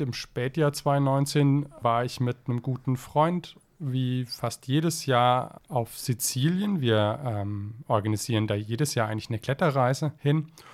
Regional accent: Zell am Harmersbach, Baden-Württemberg, Germany; meinem Heimatort Zeller am Hammersbach

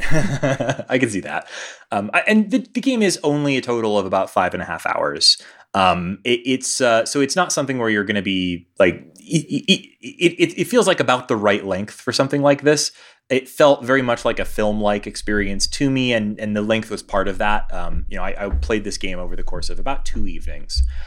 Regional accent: Houston, Texas, United States; now in Denver, United States; this is sort of a return home for me. I, I'm, you know, from Houston

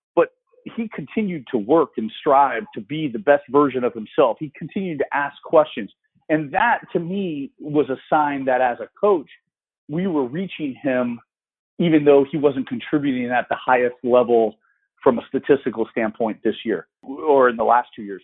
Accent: Florida, United States; being in my hometown, I, lived three miles from campus

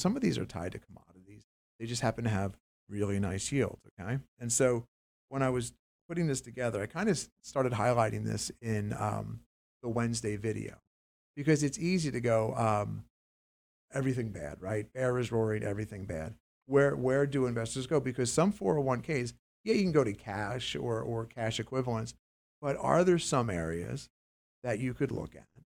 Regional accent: Pennsylvania, United States; I grew up near the Mannheim Auto Auctions in Pennsylvania

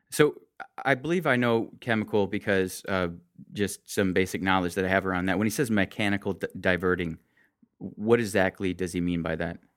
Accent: Michigan, United States; I grew up in Michigan

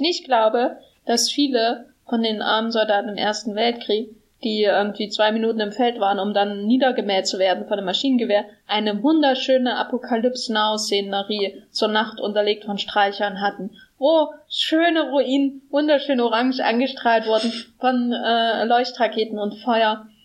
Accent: East Germany, Germany; now in Berlin, Germany; einer hässlichen ostdeutschen Stadt, wo ich herkomme

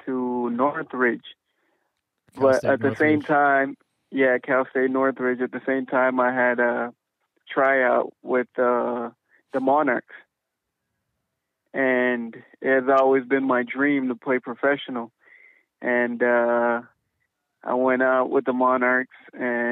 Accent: Guinea-Bissau; also born or lived in United States; now in Tulsa, United States; I was born in West Africa, Guinea-Bissau

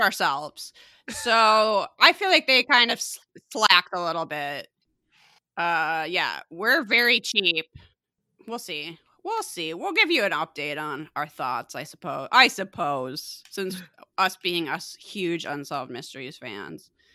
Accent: Chicago, Illinois, United States; I used to obsessively listen to the, uh, alternative radio station growing up in Chicago and the area, Q one oh one

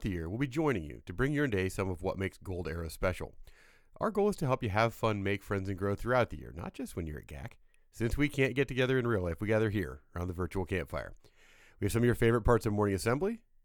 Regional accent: Indiana, United States; I'm from Indiana

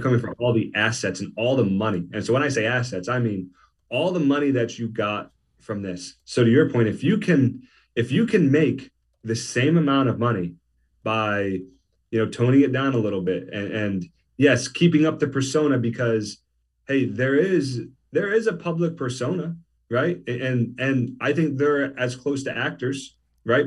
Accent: New Jersey, United States; I grew up in South Jersey

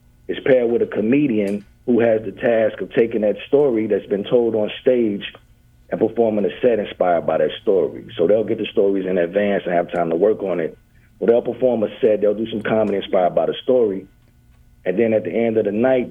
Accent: Clarksdale, Mississippi, United States; now in Wylie, United States; I'm originally from Clarksdale, Mississippi.

